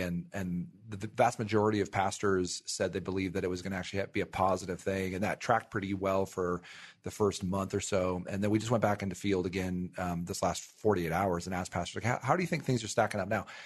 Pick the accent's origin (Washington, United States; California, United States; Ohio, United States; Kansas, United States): California, United States; Ventura; my hometown of Ventura, California